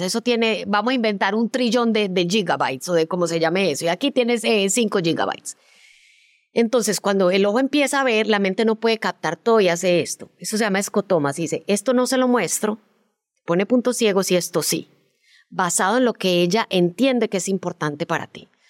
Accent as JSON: {"language": "Spanish", "country": "Colombia", "also_born_or_lived": "Miami, United States", "moved": "as an adult", "said": "yo como en el 94 me fui de Colombia a estudiar eh, un posgrado en producción de televisión a Miami"}